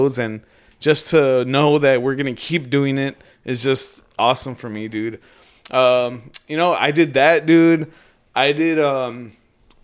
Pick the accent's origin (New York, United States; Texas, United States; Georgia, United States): Texas, United States; Elsa; also born or lived in Modesto, California; I'm from the RGV